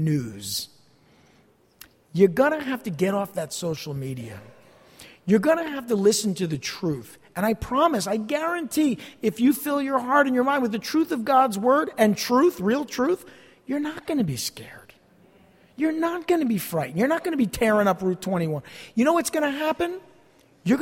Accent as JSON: {"language": "English", "town": "East Rutherford", "region": "New Jersey", "country": "United States", "tie": "born or raised there", "said": "I grew up in this area. I grew up in East Rutherford"}